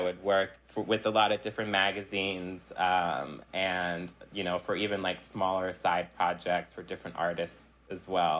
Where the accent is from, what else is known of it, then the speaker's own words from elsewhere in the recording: Philadelphia, Pennsylvania, United States; also born or lived in South Jersey, New Jersey; growing up in Philly and South Jersey